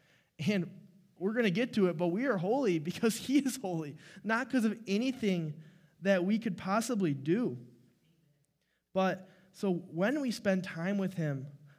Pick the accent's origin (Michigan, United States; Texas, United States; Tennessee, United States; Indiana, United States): Michigan, United States; Clarkston; so I am from Clarkston, Michigan, which is 2 hours east, and I didn't really grow up in the church